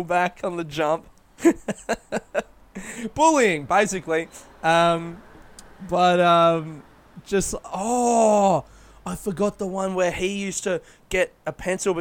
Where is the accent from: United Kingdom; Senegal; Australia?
Australia; Adelaide, South Australia; moved away; I'm from Adelaide